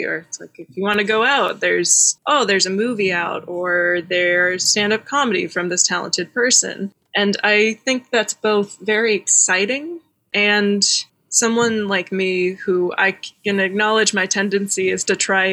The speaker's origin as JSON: {"language": "English", "town": "Dallas", "region": "Texas", "country": "United States", "tie": "born or raised there", "also_born_or_lived": "Austin, Texas", "said": "I grew up in Dallas, Texas, in one of the big cities of Texas"}